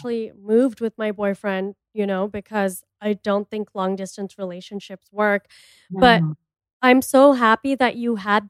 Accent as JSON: {"language": "English", "town": "Miami", "region": "Florida", "country": "United States", "moved": "yes", "said": "I'm from Miami too"}